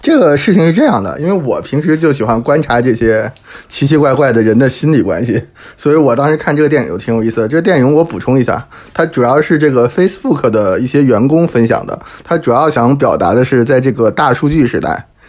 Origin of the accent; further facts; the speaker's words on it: Hebei, China; now in Paris, France; 我老家是河北的